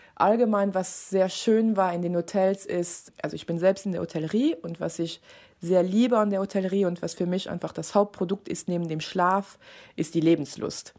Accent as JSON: {"language": "German", "country": "Luxembourg", "said": "ich bin, wie gesagt, Luxemburgerin"}